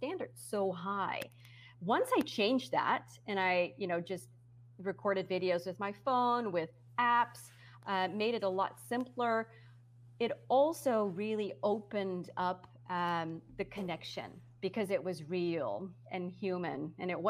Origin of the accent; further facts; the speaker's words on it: Netherlands; English is a second language; moved away; also born or lived in United States; I am from the Netherlands and I was on TV in the USA. And so that was, you know, I always felt very conscious about my accent